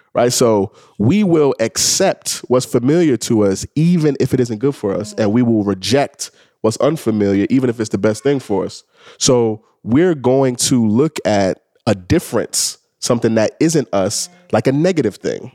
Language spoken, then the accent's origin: English; New York City, New York, United States; I'm a kid from the Bronx. I grew up in the Bronx, you know, during the crack era